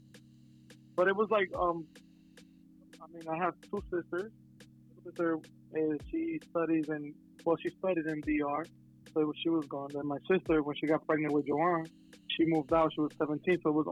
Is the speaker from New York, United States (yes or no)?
yes; New York City, New York, United States; I grew up in the Heights. In Washington Heights